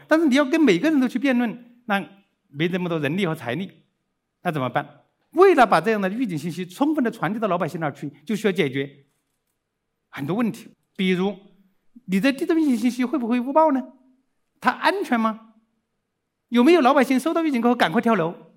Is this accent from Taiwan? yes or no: no; Dazhou, Sichuan, China; moved away; also born or lived in Austria / Chengdu; 我是四川人， 那么， 但是是在川东地区， 达， 达州